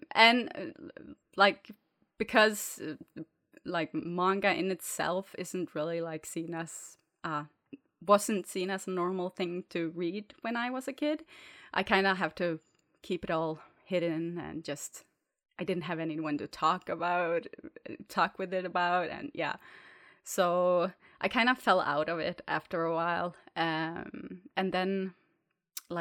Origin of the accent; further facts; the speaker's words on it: Norway; no one can pronounce my Norwegian name. So I'm from Norway